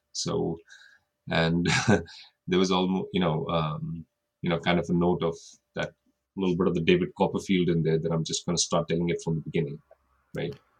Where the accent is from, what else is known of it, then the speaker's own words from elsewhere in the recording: India; moved away as an adult; also born or lived in Australia; now in United States; I grew up in India but I now live in the United States. I spent a couple of years in Australia